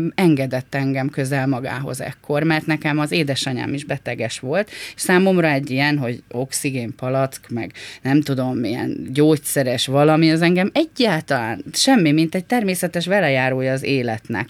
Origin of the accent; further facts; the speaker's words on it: Hungary; Egy tanyán nőttem fel, nagyon értelmes és bölcs emberek között